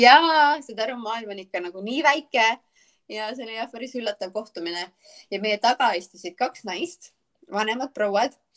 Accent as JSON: {"language": "Estonian", "country": "Estonia", "moved": "as an adult", "lives_now": "Charleston, United States", "said": "ma olen Eestist"}